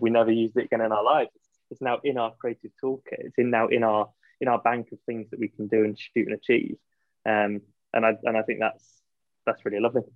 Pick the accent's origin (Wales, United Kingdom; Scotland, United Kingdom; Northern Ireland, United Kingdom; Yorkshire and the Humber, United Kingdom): Yorkshire and the Humber, United Kingdom; moved away as an adult; also born or lived in London / Switzerland; I am from Yorkshire